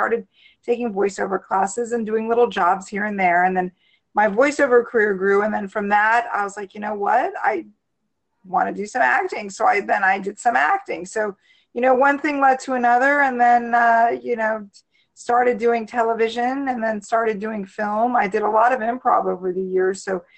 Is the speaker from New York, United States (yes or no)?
no; Washington, District of Columbia, United States; Born and raised in the DC area, and I studied at the University of Maryland, College Park.